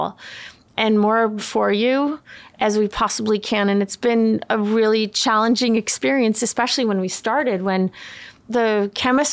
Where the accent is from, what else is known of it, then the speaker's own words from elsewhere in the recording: Sweden; moved away; I grew up in Sweden. My dad is Swedish